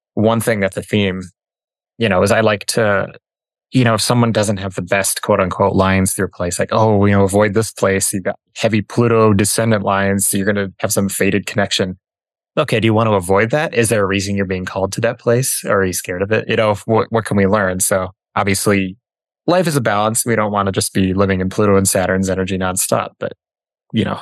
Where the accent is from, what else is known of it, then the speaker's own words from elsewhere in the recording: Minneapolis, Minnesota, United States; moved away as an adult; also born or lived in Denver; I grew up in Minneapolis